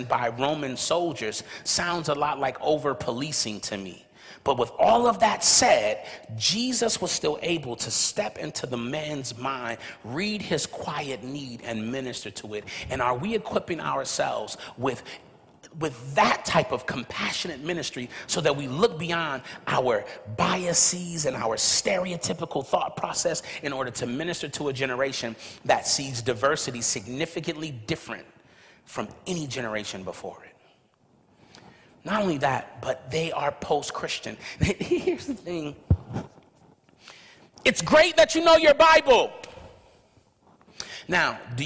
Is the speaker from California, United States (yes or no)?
yes; Los Angeles, California, United States; growing up in South Central Los Angeles, California, where all around me, you could have basically seen my neighborhood as a cemetery